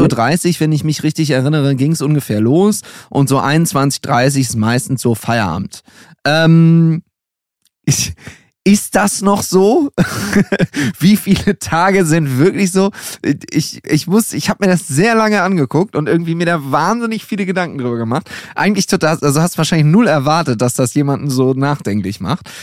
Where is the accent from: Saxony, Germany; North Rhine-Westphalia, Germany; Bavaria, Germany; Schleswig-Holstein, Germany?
North Rhine-Westphalia, Germany; Düsseldorf; ich komme aus Düsseldorf